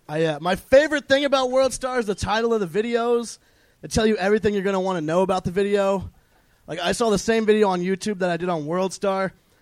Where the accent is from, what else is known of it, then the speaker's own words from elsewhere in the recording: Bakersfield, California, United States; I live in Bakersfield, California.